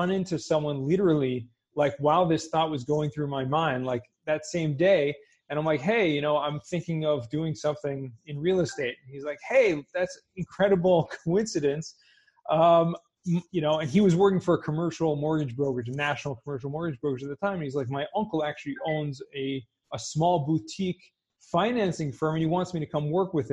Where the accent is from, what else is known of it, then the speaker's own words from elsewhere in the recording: Southern California, United States; I grew up in Southern California